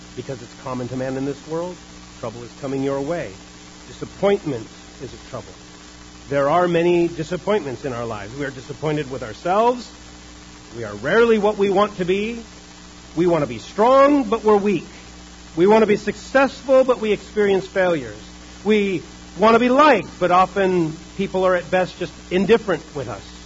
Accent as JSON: {"language": "English", "country": "United States", "said": "we are American Christians"}